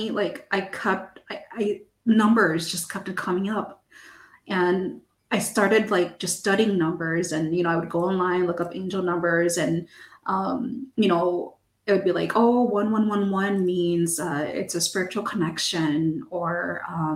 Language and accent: English; United States; first language English; I'm American, so my first language is English